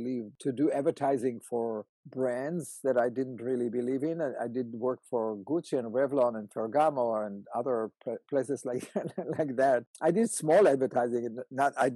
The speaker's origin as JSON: {"language": "English", "country": "Israel", "tie": "born or raised there", "moved": "yes", "said": "I was born in Israel. In a kibbutz"}